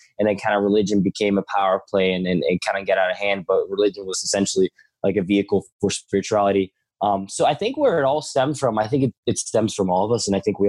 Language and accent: English; Stockholm, Stockholm County, Sweden; I grew up all my life in Sweden, Stockholm